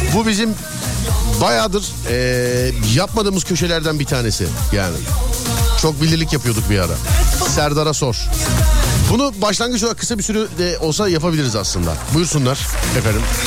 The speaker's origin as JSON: {"language": "Turkish", "region": "Istanbul", "country": "Turkey"}